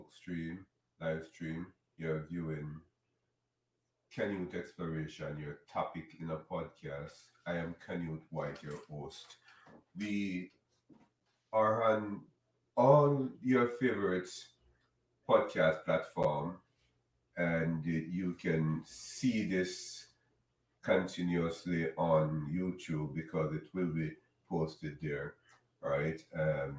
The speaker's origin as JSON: {"language": "English", "country": "Jamaica", "moved": "yes", "lives_now": "United States", "said": "I'm Jamaican, right? I'm in the United States though"}